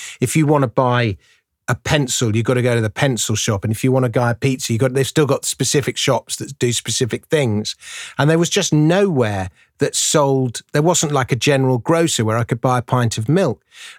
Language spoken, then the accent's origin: English; England, United Kingdom; I'm English.